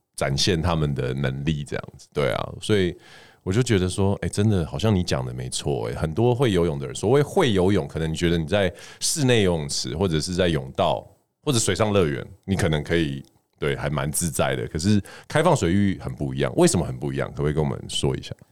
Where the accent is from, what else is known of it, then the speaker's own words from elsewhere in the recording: Taiwan; 我们台湾人